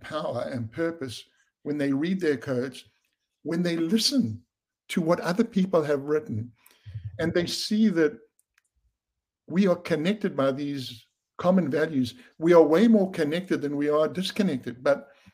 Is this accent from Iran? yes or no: no; South Africa; I grew up under apartheid in South Africa